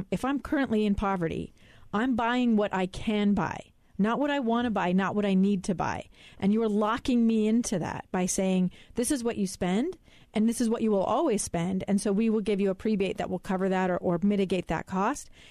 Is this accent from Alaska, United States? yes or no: yes; Alaska, United States; I know people who are that poor in my hometown of Alaska